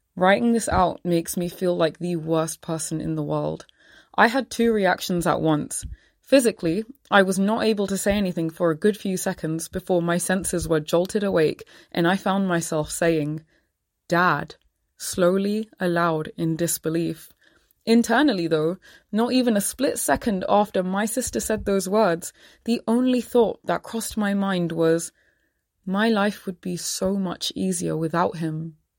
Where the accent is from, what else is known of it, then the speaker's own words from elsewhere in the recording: London, United Kingdom; I grew up in Southall, an area that thrives off its high concentration of Sikh Punjabis